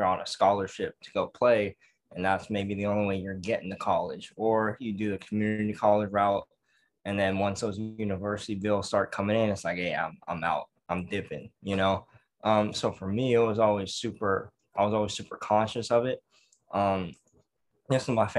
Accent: Pittsburg, California, United States; growing up in Pittsburgh, California, we have one high school

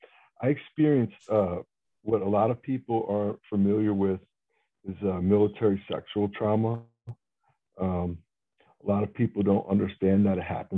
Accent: New York City, New York, United States; Young fellow growing up in the city. I grew up in Brooklyn, New York.

